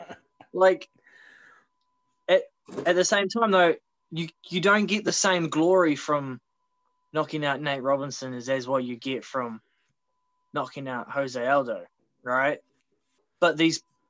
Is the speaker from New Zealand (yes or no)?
no; Australia; moved away; back home. And in Australia